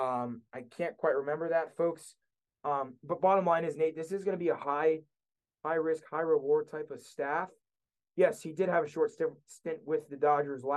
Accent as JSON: {"language": "English", "region": "Texas", "country": "United States", "said": "I'm from Texas"}